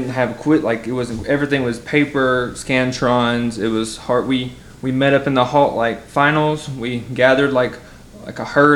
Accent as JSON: {"language": "English", "region": "Alabama", "country": "United States", "moved": "yes", "said": "I'm from Alabama originally"}